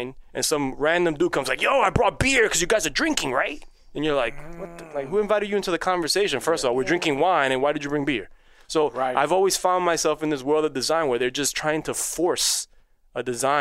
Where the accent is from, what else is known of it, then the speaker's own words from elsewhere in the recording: New York City, New York, United States; first language Spanish; English is a second language; I grew up in Queens